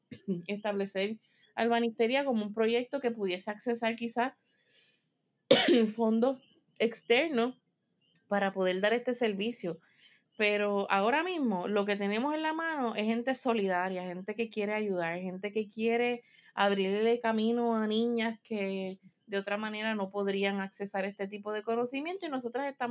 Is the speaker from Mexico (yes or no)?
no; Spain; yo soy de España, aunque fue lo pequeño, este, yo soy una chica de ciudad